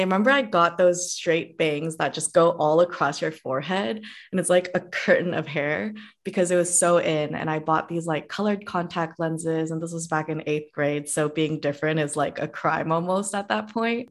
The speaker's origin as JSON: {"language": "English", "town": "Cupertino", "region": "California", "country": "United States", "tie": "born or raised there", "also_born_or_lived": "Korea / San Diego", "moved": "as an adult", "said": "the specific city I grew up is in Cupertino"}